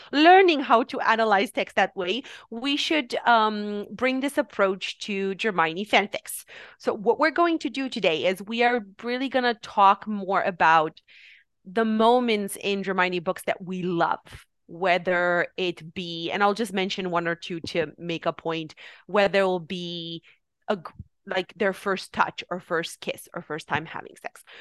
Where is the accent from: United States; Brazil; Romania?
Romania; moved away; We are both from Romania. And uh, one thing we did in Romania while we were going to school